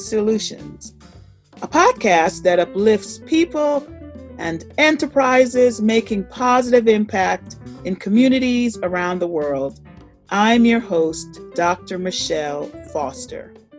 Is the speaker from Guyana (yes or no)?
yes; Guyana; now in United States; I was born in Guyana and immigrated to the U.S.